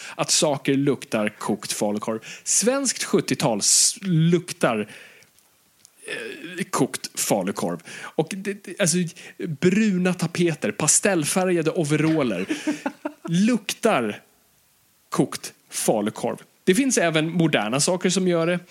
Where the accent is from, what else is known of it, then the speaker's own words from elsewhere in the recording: Stockholm, Stockholm County, Sweden; jag är uppvuxen i, i, i Stockholms innerstad